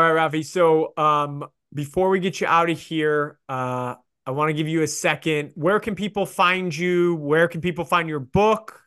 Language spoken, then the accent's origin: English; Chicago, Illinois, United States; I grew up in Chicago